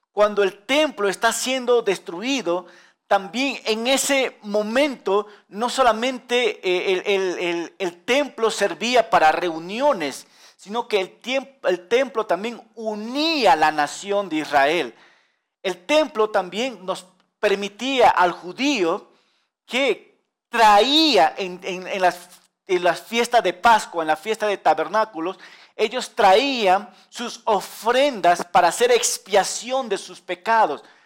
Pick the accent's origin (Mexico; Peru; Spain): Peru; nosotros los peruanos, orgullosos